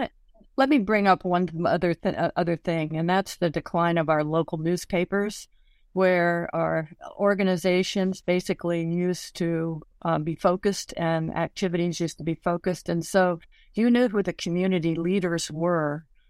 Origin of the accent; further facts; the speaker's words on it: Washington, United States; growing up in Washington, I always got the Washington Post on my doorstep